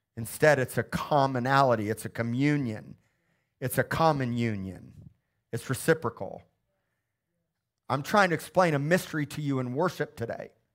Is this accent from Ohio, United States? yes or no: no; Missouri, United States; moved away; my hometown of Missouri